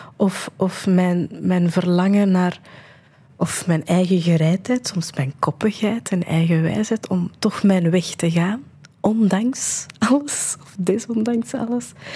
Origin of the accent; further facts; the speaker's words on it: India; moved away; ik ben geboren in India